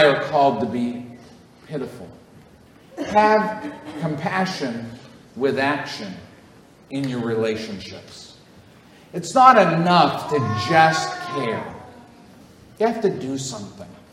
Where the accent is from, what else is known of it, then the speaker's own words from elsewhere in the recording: Northeast, United States; I grew up in the Northeast, I'm a Yankee to the bone